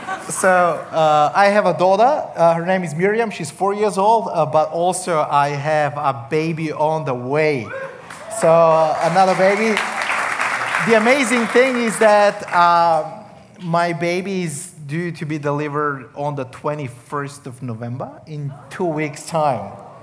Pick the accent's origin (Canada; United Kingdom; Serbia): Serbia; accent: Australian; English is a second language; I come from Serbia. I am a Roma. I'll explain that later a little bit. In case you're confused, I have a little bit of the Australian accent, so that's going to kick in.